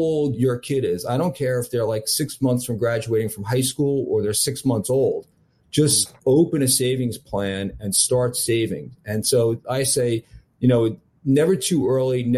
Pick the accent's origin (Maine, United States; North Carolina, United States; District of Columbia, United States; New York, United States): New York, United States; I'm from New York